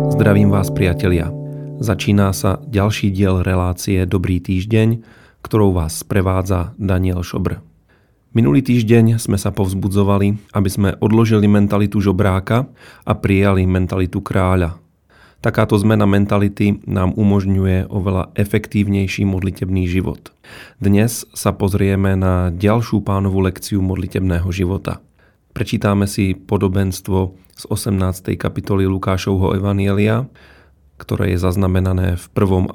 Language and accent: Slovak; Czechia; moved away as an adult; now in Slovakia; študoval som na Slovensku a som z Čiech